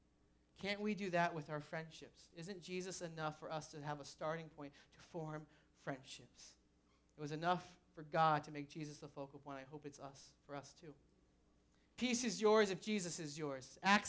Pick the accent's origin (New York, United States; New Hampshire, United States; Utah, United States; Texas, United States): New Hampshire, United States; moved away; I'm from New Hampshire